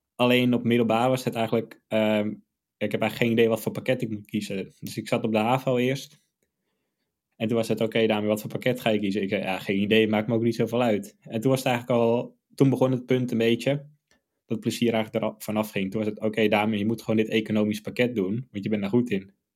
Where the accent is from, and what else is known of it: Amsterdam, North Holland, Netherlands